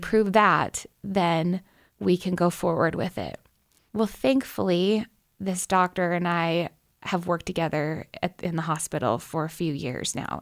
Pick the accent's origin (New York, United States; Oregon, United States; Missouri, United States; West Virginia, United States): Oregon, United States; Portland; moved away as an adult; I'm from Oregon, from Portland, Oregon